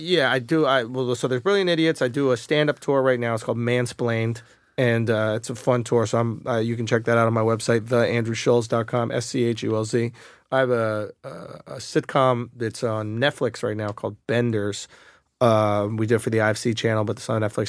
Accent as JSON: {"language": "English", "region": "New York", "country": "United States", "said": "I identify as a New Yorker"}